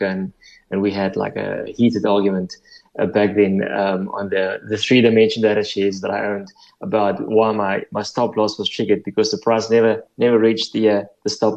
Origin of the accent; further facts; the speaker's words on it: Upington, Northern Cape, South Africa; moved away as an adult; also born or lived in Stellenbosch / London; I grew up in the Northern Cape, on a farm in the Northern Cape.